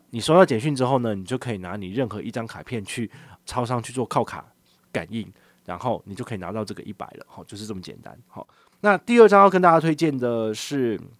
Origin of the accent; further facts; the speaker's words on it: Changhua County, Taiwan; now in Taipei, Taiwan; 我老家在彰化